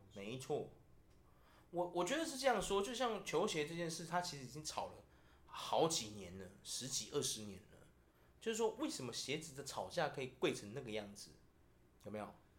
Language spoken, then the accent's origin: Chinese; Taiwan; 我们台湾人又刚好是最没有民族性的种族